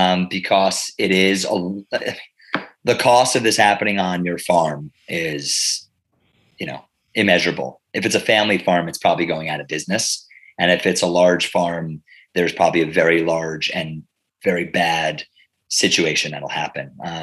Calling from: Pennsylvania, United States; I am calling in from Bucks County, Pennsylvania. We're in eastern Pennsylvania, about 5 minutes from the Delaware River

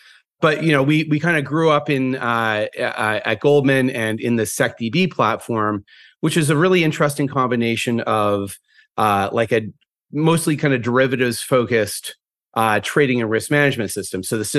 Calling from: New York, United States; I'm calling from the Upper West Side of Manhattan from my home office.

